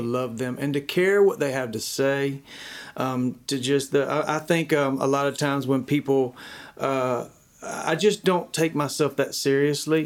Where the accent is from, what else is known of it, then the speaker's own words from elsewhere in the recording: Dacula, Georgia, United States; I grew up in Decula, Georgia, a small town, grew up on a chicken farm